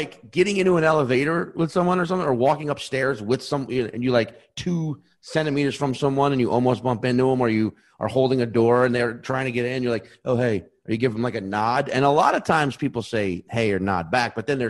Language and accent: English; New Orleans, Louisiana, United States; moved away as an adult; now in New York, United States; I am from the great city of New Orleans, Louisiana, a little diamond in the rough, a little gem, the pearl in the oyster.